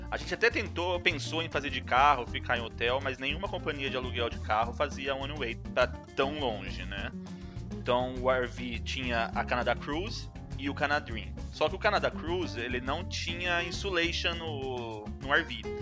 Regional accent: Brazil

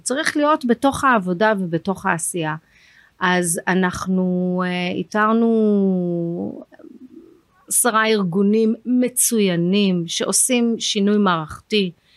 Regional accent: London, United Kingdom; now in Israel; אני למדתי בלונדון, אני גדלתי באנגליה, עברנו לשם

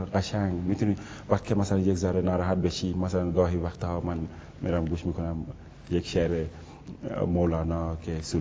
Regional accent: Senegal; first language Wolof; Persian is a second language; moved away; زبان والاف زبان مادریمون هستش

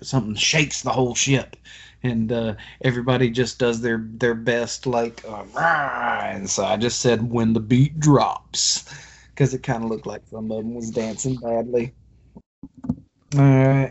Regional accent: Alabama, United States; I'm from Alabama

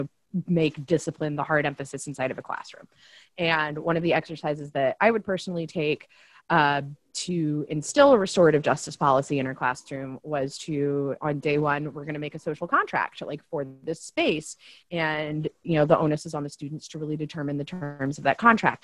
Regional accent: Tennessee, United States; also born or lived in Louisiana / Chicago, Illinois; I grew up in Tennessee. I currently live in Tennessee

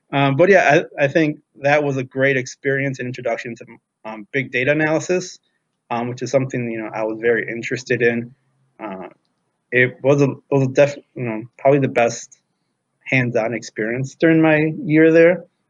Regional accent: Rolling Meadows, Illinois, United States; moved away as an adult; now in Washington, D.C., United States; I grew up in Rolling Meadows, Illinois

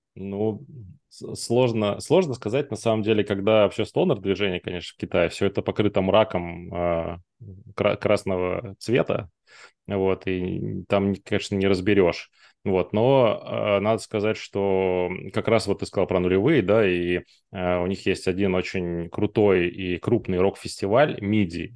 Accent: Blagoveshchensk, Amur Oblast, Russia; я с Дальнего Востока, с того самого Благовещенска, в котором Китай через

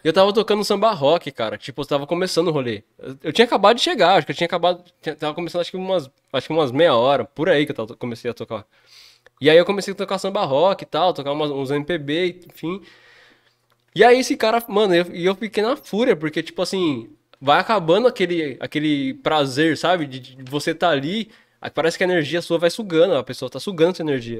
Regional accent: Jundiaí, São Paulo, Brazil; sou nascido aqui em Jundiaí

